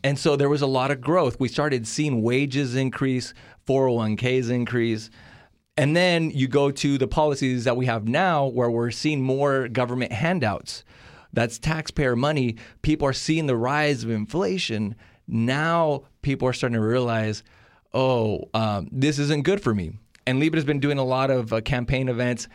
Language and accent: English; California, United States; also born or lived in Monterrey, Nuevo León, Mexico; I'm from Mexico, Monterrey, Nuevo León. Uh, I was born there, raised in California